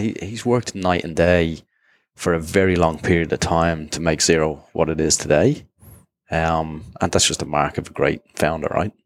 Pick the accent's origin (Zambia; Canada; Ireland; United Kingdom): Ireland; Dublin, Leinster; moved away as an adult; also born or lived in Jersey; now in Singapore; originally from Dublin and grew up there